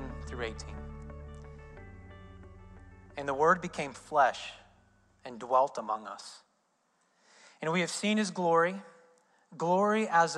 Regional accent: Indiana, United States; I'm from Indiana

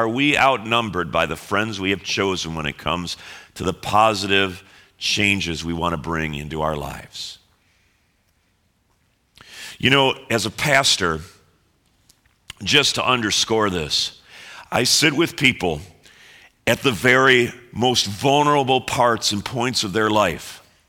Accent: Chicago, Illinois, United States; And we all find out we're all from Chicago.

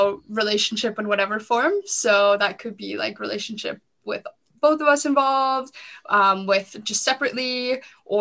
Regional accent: Southern Alberta, Canada; I grew up on a ranch in Southern Alberta

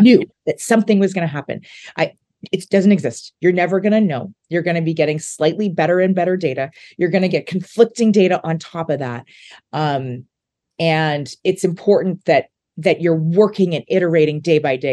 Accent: Saskatchewan, Canada; moved away; growing up in Saskatchewan

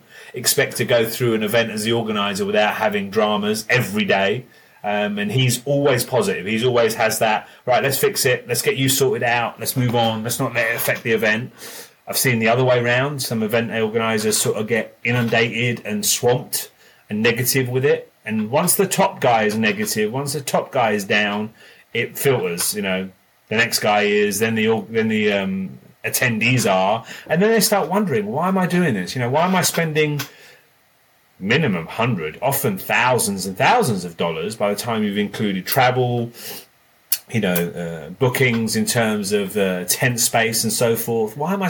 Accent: England, United Kingdom; moved away; Even when I came from England, it was with the Horizon team

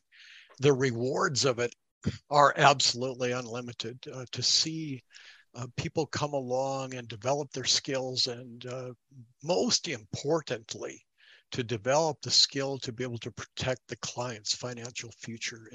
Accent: North Dakota, United States; I hail from North Dakota

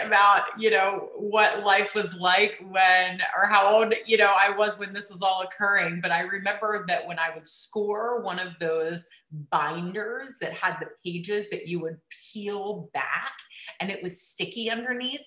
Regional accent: East Coast, United States; I grew up on the East Coast

